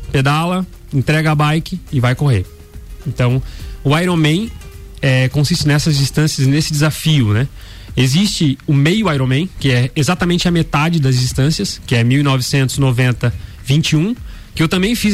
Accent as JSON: {"language": "Portuguese", "town": "Joinville", "region": "Santa Catarina", "country": "Brazil", "tie": "born or raised there", "lives_now": "Blumenau, Brazil", "said": "eu sou natural de Joinville. Eu tenho 35 anos"}